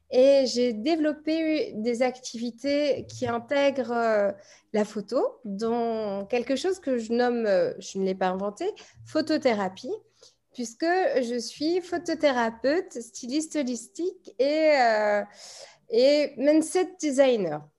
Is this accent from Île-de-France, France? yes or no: yes; Paris, Île-de-France, France; now in Bordeaux, France; donc je suis née à Paris. Aujourd'hui, je n'y vis plus, je vis à Bordeaux.